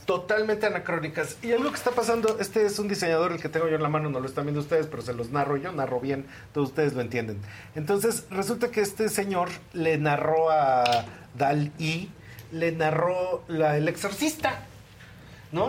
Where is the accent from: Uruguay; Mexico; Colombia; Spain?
Mexico; para nosotros como mexicanos